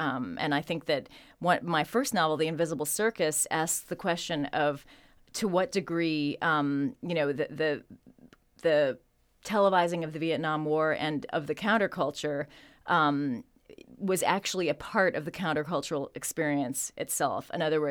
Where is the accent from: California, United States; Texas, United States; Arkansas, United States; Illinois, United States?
Illinois, United States; Chicago; born there; And it's very near Chicago, which is where I was born.